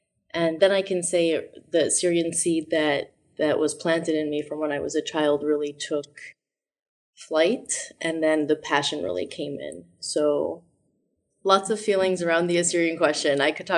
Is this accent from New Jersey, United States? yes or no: no; Boston, Massachusetts, United States; also born or lived in Chicago / Syria; I was born in Chicago. I have three siblings, and my parents are originally from Qamishli in Syria, and they got married and moved to Chicago, so my first three siblings were born there, and then we grew up between Boston and Syria